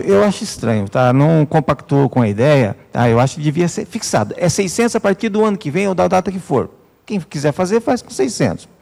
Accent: Atibaia, São Paulo, Brazil; sou natural de Atibaia

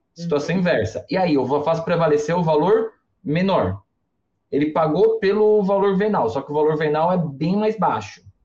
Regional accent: Mooca, São Paulo, Brazil; É dois canal mesmo que eu sou da Moca. Moca fala dois canal, não fala dois canais

